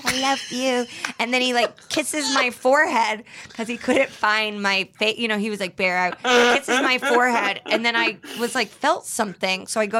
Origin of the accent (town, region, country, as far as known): Indianapolis, Indiana, United States; born or raised there; now in Los Angeles, United States